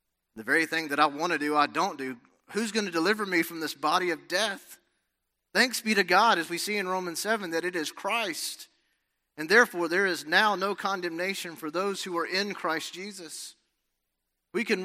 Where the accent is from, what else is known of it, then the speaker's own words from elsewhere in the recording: Alabama, United States; moved away as an adult; also born or lived in Los Angeles, California; growing up in Alabama